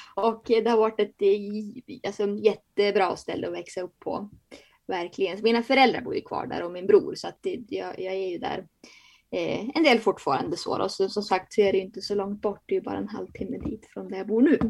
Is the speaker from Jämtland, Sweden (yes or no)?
yes; Bjärme, Jämtland, Sweden; also born or lived in Börön; Jag är ju från Bjärme, där Bodil också är från